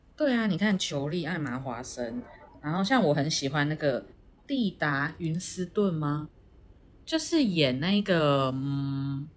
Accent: Taiwan; 我们回到我们台湾人的面孔

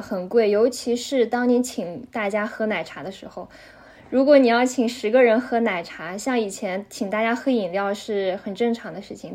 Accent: Xinjiang, China; moved away as an adult; now in Geneva, Switzerland; 我是，呃，来自中国，呃，来自中国新疆，然后我现在是在日内瓦，呃，因为我在这里读了两年的硕士，然后目前是刚刚毕业

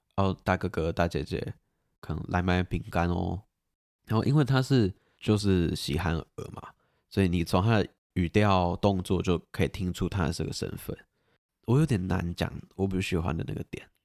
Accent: Taipei, Taiwan; 我的故乡，我出生的地方，我生活的城市

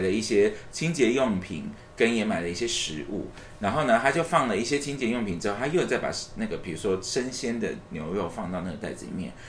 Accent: Taipei, Taiwan; 而且我是从小就住在台北的一个人

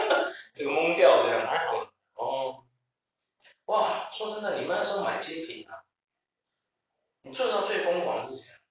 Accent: Taiwan; 会不会我们台湾人就是，我们离不开钱？

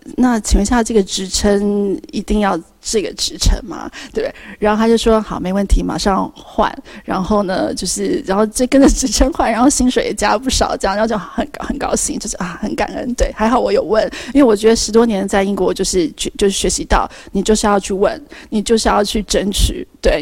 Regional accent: Taiwan; moved away as an adult; now in United Kingdom; 我们台湾人

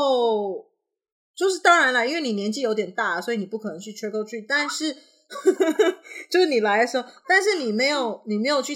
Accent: Canada; 我我其实小时候呢，我是在加拿大，

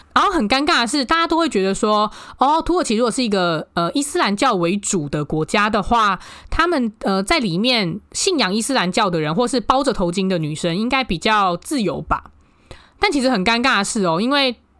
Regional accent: Taiwan; moved away as an adult; also born or lived in Istanbul, Turkey; 我台湾人

